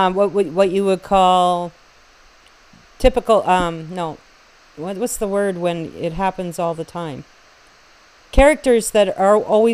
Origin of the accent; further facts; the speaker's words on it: the Maritimes, Canada; I'm from the Maritimes.